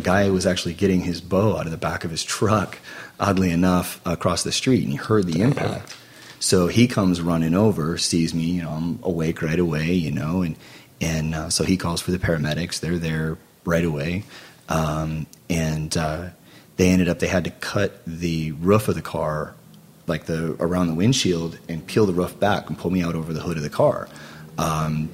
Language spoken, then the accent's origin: English; near Mary Free Bed hospital, Michigan, United States; close to my hometown